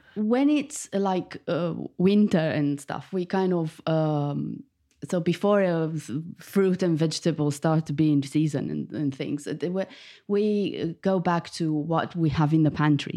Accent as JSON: {"language": "English", "region": "Bucharest", "country": "Romania", "tie": "born or raised there", "moved": "as an adult", "lives_now": "United Kingdom", "said": "I was born in Bucharest, the capital of Romania. and I moved to the U K fifteen years ago."}